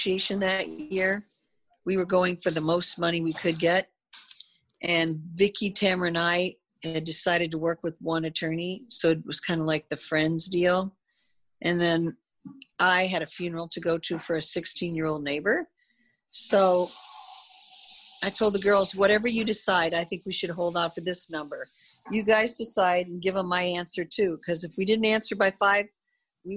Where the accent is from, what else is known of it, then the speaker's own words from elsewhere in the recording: Midwest, United States; I'm that way from the Midwest.